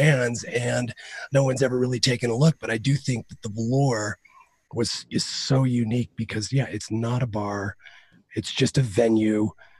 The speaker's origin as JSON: {"language": "English", "region": "Utah", "country": "United States", "tie": "born or raised there", "said": "I grew up here in Utah"}